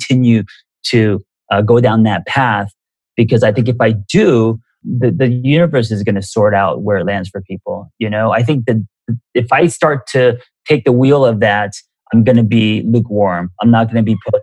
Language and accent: English; United States; also born or lived in Korea; growing up in America and trying to be cool and as an Asian American